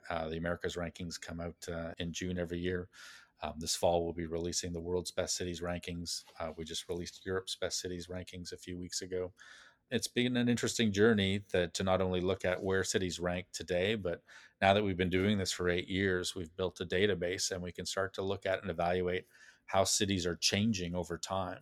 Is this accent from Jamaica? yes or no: no; Calgary, Alberta, Canada; moved away as an adult; also born or lived in Montreal; I grew up in Calgary, Alberta, Canada